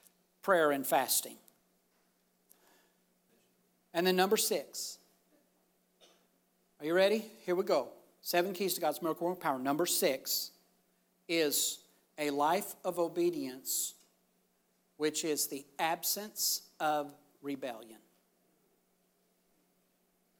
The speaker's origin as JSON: {"language": "English", "country": "United States", "said": "I'm thankful that I'm an American."}